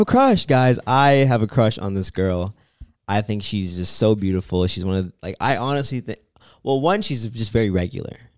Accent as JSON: {"language": "English", "town": "Toronto", "region": "Ontario", "country": "Canada", "said": "I am from Canada"}